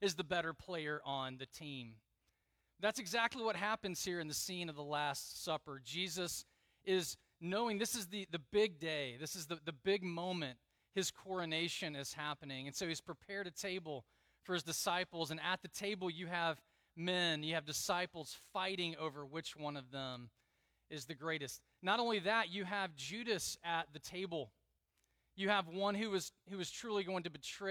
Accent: Southeast, United States; moved away as an adult; I grew up in the Southeast

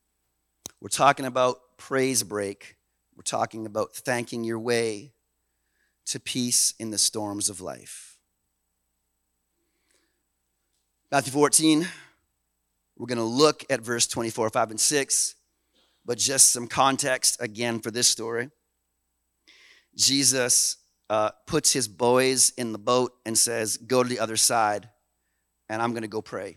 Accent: Canada; we're Canadian

